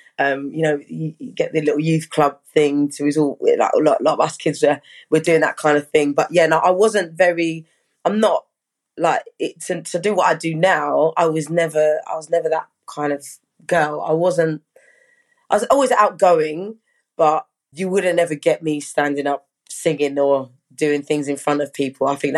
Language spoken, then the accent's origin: English; Brockham, South East England, United Kingdom; also born or lived in Hampshire; So yeah, from young I lived in Surrey in a place called Brockham or Dorking.